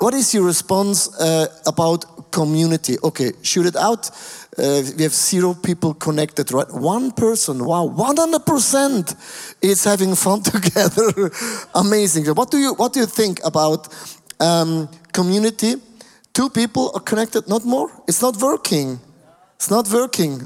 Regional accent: Switzerland; we have only 8 million Swiss people

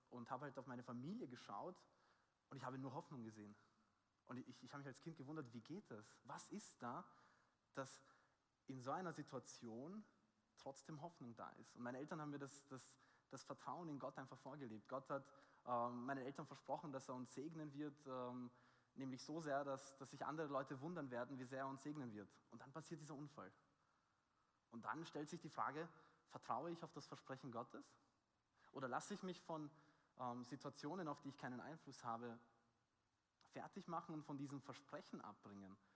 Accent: Austria; Ich bin aus Österreich

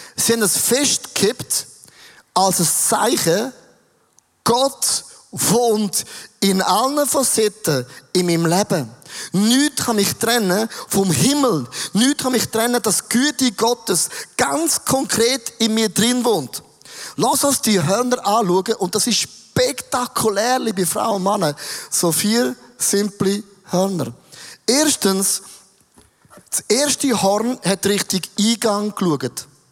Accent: Switzerland; als ein Schweizer

